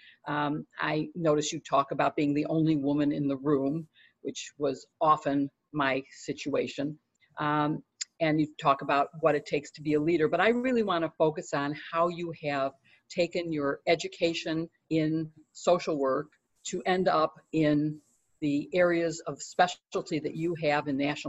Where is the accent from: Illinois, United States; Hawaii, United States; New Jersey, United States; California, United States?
Illinois, United States; Chicago; I'm from Chicago